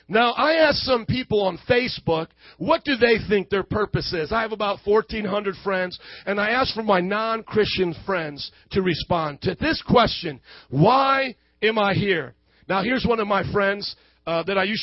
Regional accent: Fort Wayne, Indiana, United States; I come from Fort Wayne, Indiana, and these are my parents

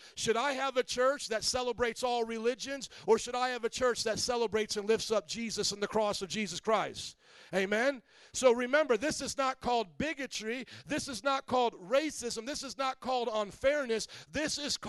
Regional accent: Indiana, United States; moved away; I was from Indiana.

